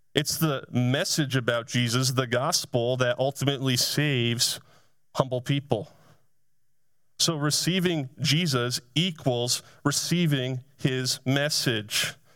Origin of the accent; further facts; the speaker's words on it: Essex, Vermont, United States; I grew up in the town of Essex, Vermont